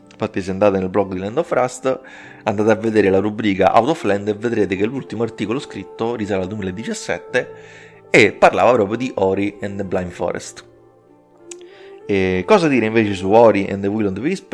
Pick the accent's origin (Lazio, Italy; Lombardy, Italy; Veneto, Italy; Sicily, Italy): Lazio, Italy; Rome; romano, io sono di Roma